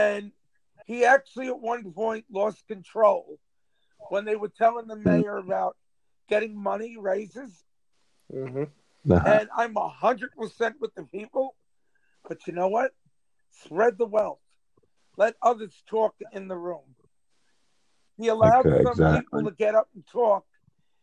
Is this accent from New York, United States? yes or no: yes; New York City, New York, United States; I grew up in Auburn when it was called the Projects.